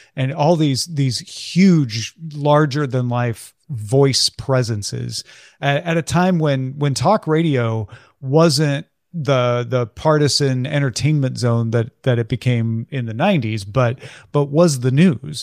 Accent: near Saint Louis, Missouri, United States; a part of growing up near Saint Louis

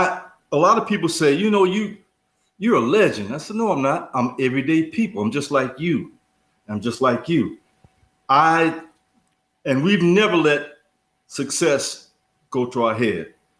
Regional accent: Detroit, Michigan, United States; Detroit. I'm from Detroit.

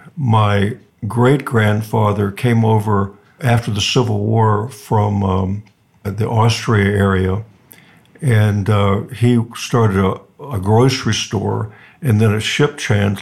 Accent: Newport News, Virginia, United States; also born or lived in Hampton, Virginia; now in Laguna Beach, United States; I grew up in southeastern Virginia, Newport News, Hampton area

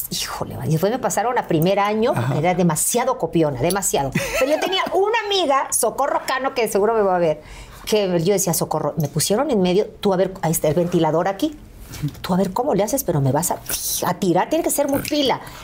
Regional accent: Veracruz, Mexico; moved away; llegué a donde yo nací, a la Beneficencia Española, allí en Veracruz

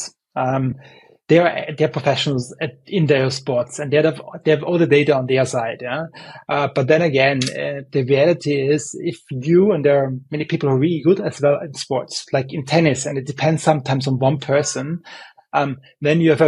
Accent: Vienna, Austria; I'm from Vienna

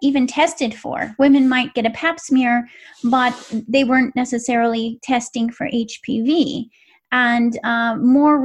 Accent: West Coast, United States; I grew up on the West Coast

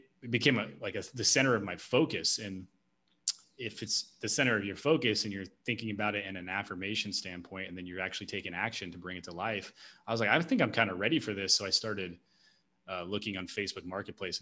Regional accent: Tennessee, United States; I grew up in Tennessee

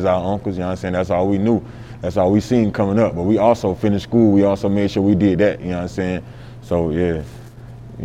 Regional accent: Sumter, South Carolina, United States; I'm from North Main, you know what I'm saying? That's my side of town back in Sumter

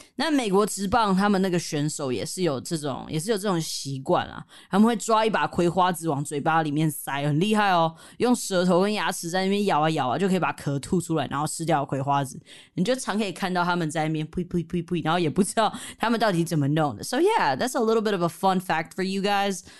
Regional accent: Taiwan; moved away; Growing up in Taiwan

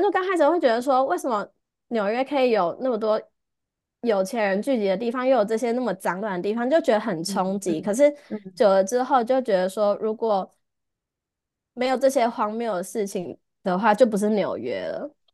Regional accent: Taiwan; moved away as an adult; now in New York, United States; 只有我一个台湾人

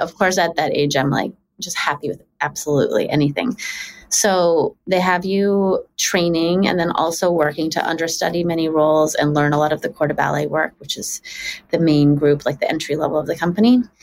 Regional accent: Richmond, British Columbia, Canada; also born or lived in Toronto; we moved to Richmond, BC when I was six from Toronto.

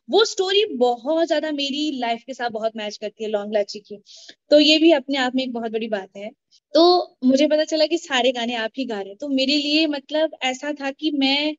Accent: Jammu and Kashmir, India; now in Chandigarh, India; मैं जम्मू कश्मीर से हूँ मैं जम्मू से बिलोंग

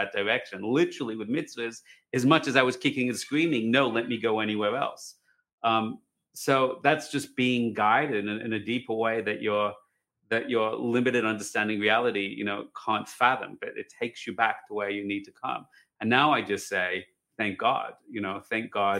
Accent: Australia; moved away as an adult; now in Jerusalem, Israel; I'm Australian

